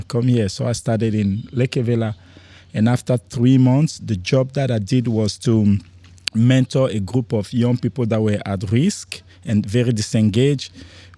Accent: Cameroon; also born or lived in France; now in Darwin, Australia; I was born in Cameroon, which is a tiny country in Central Africa area.

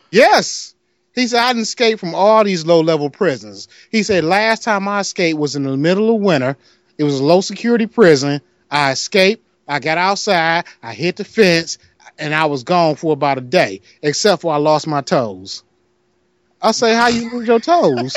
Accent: Detroit, Michigan, United States; I'm from Detroit.

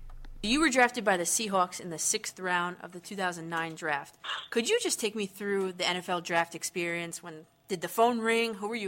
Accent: Dumont, New Jersey, United States; we grew up in Dumont, New Jersey, very small town.

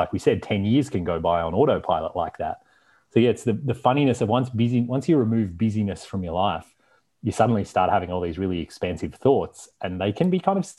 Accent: Australia; moved away; also born or lived in Canada; growing up in Australia and then living in Canada

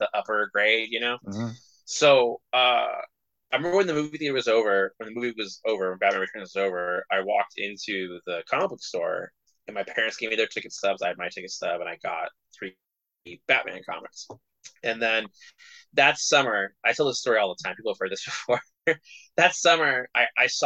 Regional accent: California, United States; I grew up in California

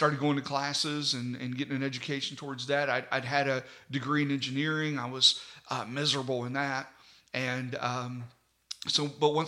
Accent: Mannington, West Virginia, United States; I was raised in Mannington

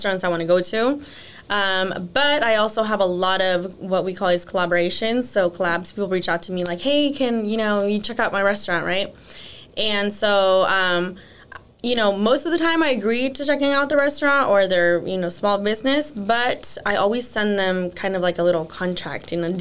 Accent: Los Gatos, California, United States; also born or lived in East San Jose; now in San Jose, United States; I grew up in Los Gatos, actually. So lived there till like I was 20 years old

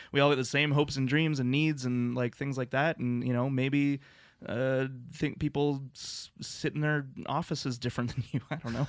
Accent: Lethbridge, Alberta, Canada; moved away as an adult; now in Calgary, Canada; growing up in Lethbridge, Alberta

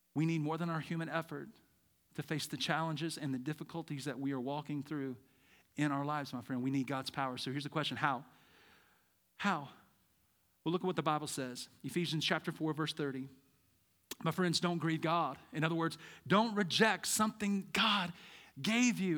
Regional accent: Birmingham, Alabama, United States; moved away as an adult; now in Treasure Valley, United States; I'm from Birmingham

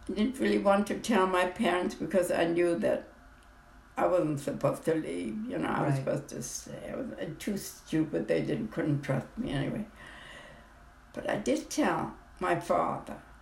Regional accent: Hamburg, Germany; I was born in Hamburg, Germany in 1922

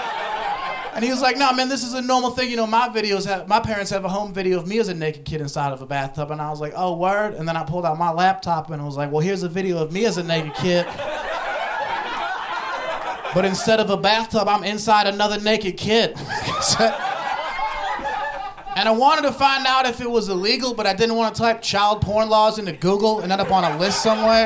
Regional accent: Ohio, United States; I grew up in Ohio

